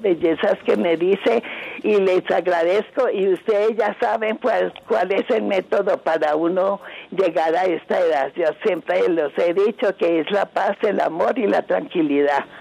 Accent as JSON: {"language": "Spanish", "town": "Toro", "region": "Valle del Cauca", "country": "Colombia", "also_born_or_lived": "Cali / Restrepo, Valle del Cauca", "moved": "as an adult", "lives_now": "Bogotá, Colombia", "said": "somos del Valle de Toro"}